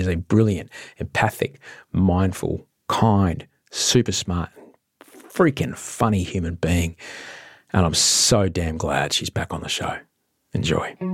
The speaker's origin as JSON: {"language": "English", "region": "Queensland", "country": "Australia", "tie": "born or raised there", "said": "growing up in Queensland"}